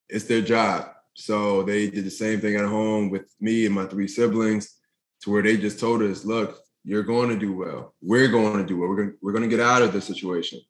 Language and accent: English; Philadelphia, Pennsylvania, United States; growing up in North Philadelphia